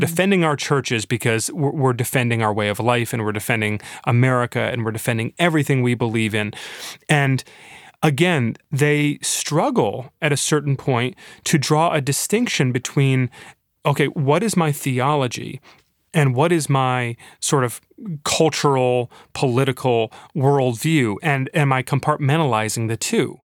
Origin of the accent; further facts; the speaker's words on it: Michigan, United States; Floodgate in my hometown